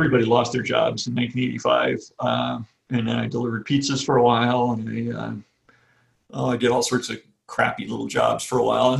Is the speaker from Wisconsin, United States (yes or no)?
no; New York, United States; also born or lived in New England; I grew up in the northeast part of the United States, New York State and New England.